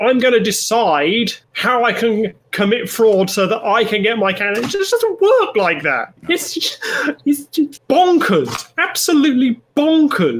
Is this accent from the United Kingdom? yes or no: yes; England, United Kingdom; I'm from England.